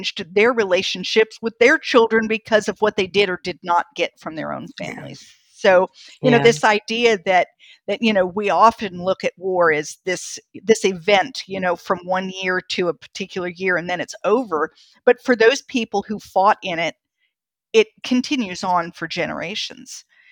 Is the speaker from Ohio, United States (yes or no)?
yes; North Canton, Ohio, United States; also born or lived in Athens, Greece; I grew up in Ohio. And the town I was born in is North Canton, or I was actually born in Athens, Greece, but my family was all born in North Canton and grew up there. And, you know, I lived there for years